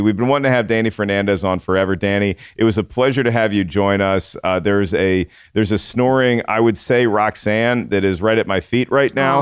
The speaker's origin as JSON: {"language": "English", "town": "Williamsburg", "region": "Virginia", "country": "United States", "tie": "born or raised there", "moved": "yes", "said": "I grew up in Colonial Williamsburg for a time"}